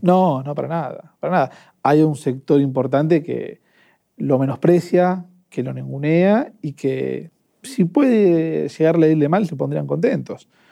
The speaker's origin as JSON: {"language": "Spanish", "town": "Avellaneda", "region": "Buenos Aires Province", "country": "Argentina", "said": "Yo soy de Avellaneda"}